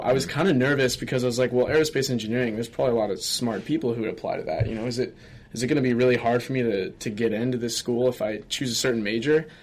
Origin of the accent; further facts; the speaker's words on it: Colorado, United States; moved away; I'm originally from Colorado